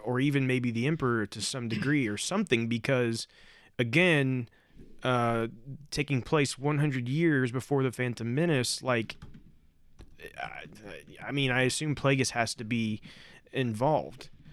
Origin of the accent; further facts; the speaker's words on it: Indiana, United States; we are from Indiana